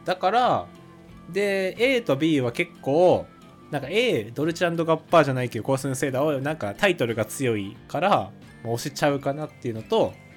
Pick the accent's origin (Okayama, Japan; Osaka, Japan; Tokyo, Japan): Osaka, Japan; moved away; 自分の地元を信じて二位大阪にします。